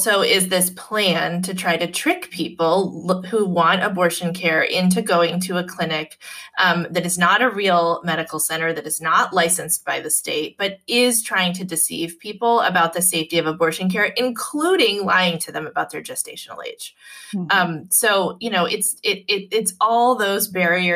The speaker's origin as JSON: {"language": "English", "region": "Massachusetts", "country": "United States", "said": "in Massachusetts, in my home state"}